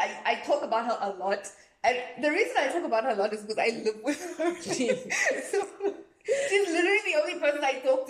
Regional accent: South Africa; I'm a South African girl

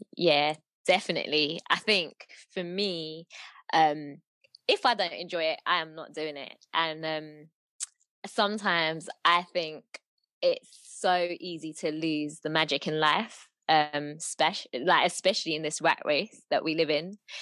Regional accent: London, United Kingdom; I was born and bred in London

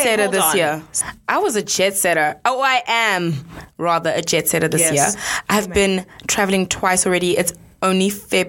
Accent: South Africa; moved away; it's a South African thing.

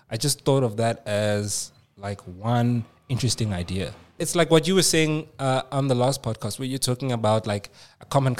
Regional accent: South Africa; I'm like, "South Africa."

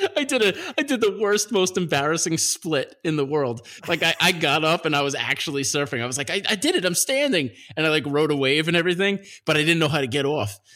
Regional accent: Nassau County, Long Island, New York, United States; I grew up in Nassau County, which is next to Queens.

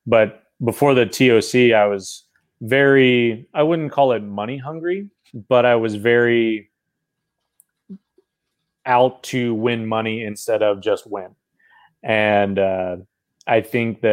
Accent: Milton, Florida, United States; moved away; also born or lived in Wichita, Kansas; I grew up in Milton, Florida, which is a small town just east of Pensacola.

